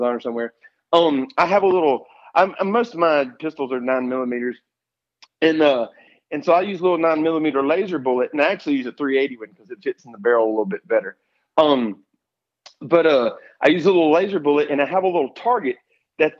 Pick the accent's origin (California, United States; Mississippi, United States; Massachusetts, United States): Mississippi, United States; Escatawpa; also born or lived in Pascagoula, Mississippi; I grew up in South Mississippi, grew up in the woods hunting